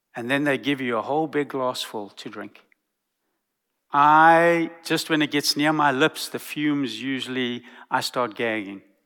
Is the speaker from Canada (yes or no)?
no; South Africa; now in Texas, United States; I come from South Africa.